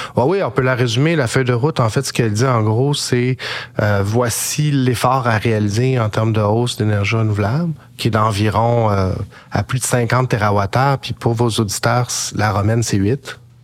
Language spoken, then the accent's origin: French; Quebec, Canada; en tant que Québécois.